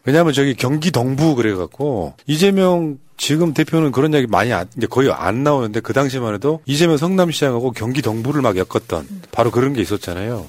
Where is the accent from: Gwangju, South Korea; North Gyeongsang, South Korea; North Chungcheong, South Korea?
North Gyeongsang, South Korea; Andong; 저는 안동 안동 사람인데